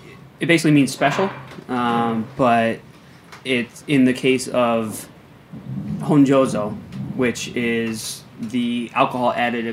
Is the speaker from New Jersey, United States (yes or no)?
yes; New Jersey, United States; I'm from New Jersey. I didn't grow up speaking or reading Japanese